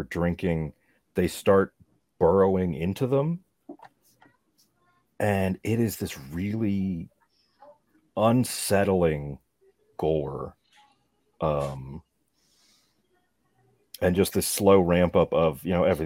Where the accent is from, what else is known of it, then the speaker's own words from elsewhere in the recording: Chesapeake Bay area, United States; growing up near the Chesapeake